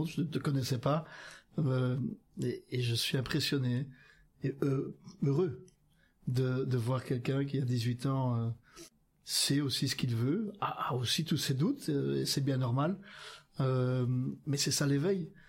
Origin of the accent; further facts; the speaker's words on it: Hauts-de-France, France; Donc, j'espère d'abord que Olivier, qui est un, un, Picard, moi je suis un Picard aussi